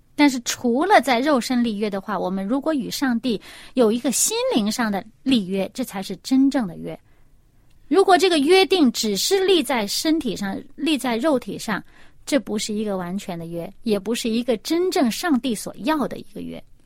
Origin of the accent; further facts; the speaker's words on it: China; 因为我们中国人的名字每一个字都是有意思的